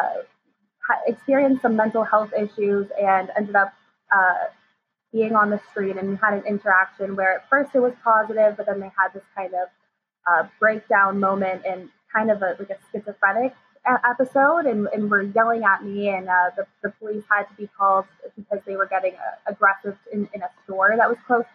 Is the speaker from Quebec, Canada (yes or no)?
no; Hamilton, Ontario, Canada; growing up in Hamilton